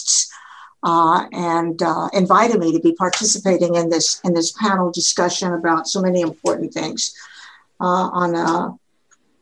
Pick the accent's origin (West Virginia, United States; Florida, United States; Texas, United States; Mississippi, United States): Texas, United States; Edinburg; I am a actively practicing general internal medicine doctor in Edinburgh, Texas, my hometown where I grew up